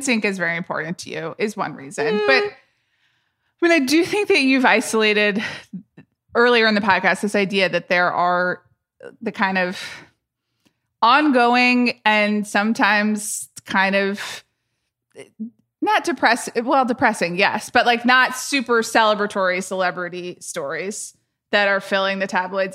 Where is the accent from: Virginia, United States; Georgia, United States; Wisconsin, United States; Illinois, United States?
Georgia, United States; Atlanta; I grew up in Atlanta